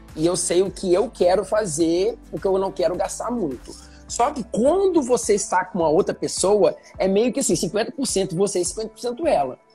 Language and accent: Portuguese; Muriaé, Minas Gerais, Brazil; now in Rio de Janeiro, Brazil; pelo menos na minha região, lá em Muriaé